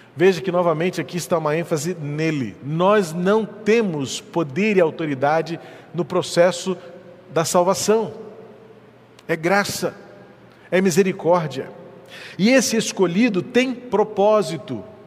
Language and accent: Portuguese; Rio de Janeiro, Brazil; eu nasci no hospital evangélico na Tijuca